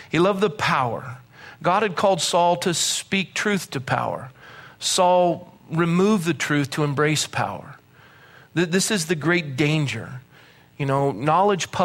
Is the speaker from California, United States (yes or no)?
yes; Coronado, California, United States; I was born in Coronado